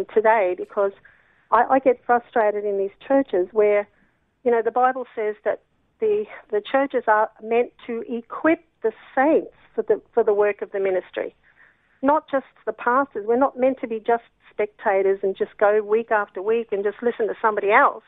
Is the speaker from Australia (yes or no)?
yes; Australia; I like being Australian.